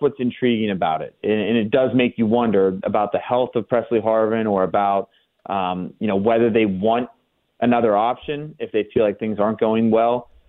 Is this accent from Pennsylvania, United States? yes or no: yes; Latrobe, Pennsylvania, United States; I grew up in Latrobe